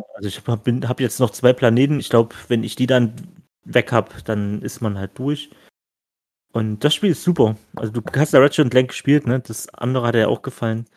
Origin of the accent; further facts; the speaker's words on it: Stolberg, Germany; bei mir, ne, zu Hause hier, wo ich aufgewachsen bin